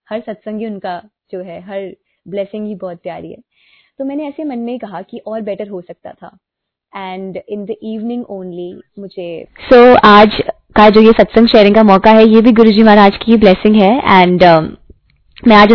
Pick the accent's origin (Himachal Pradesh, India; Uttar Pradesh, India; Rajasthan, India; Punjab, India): Punjab, India; Jalandhar; जब मैं जलंधर से हूं तो जलंधर मंदिर जब गई